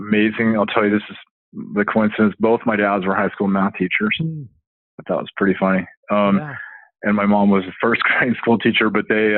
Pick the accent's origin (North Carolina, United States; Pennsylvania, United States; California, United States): California, United States; Southern; I grew up in Southern California